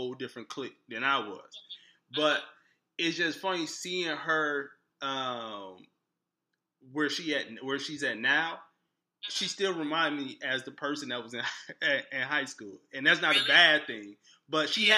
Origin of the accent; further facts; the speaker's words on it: Detroit, Michigan, United States; moved away; I am from the east side, 7 Mile